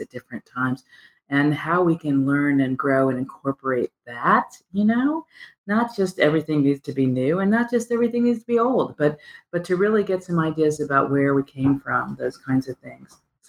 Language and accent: English; Lawrence, Kansas, United States; And Lawrence, Kansas is my hometown.